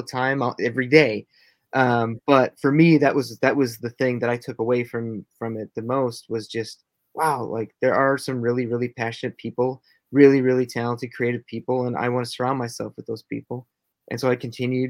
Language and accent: English; Minnesota, United States; I'm from Minnesota. I currently live here now in Minnesota